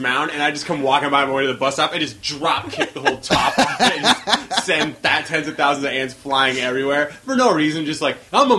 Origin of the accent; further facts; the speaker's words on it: Whidbey Island, Washington, United States; also born or lived in Seattle; I lived on an island. I was born in Seattle. I lived there for like a year. And then we moved to a farmhouse on Whidbey Island.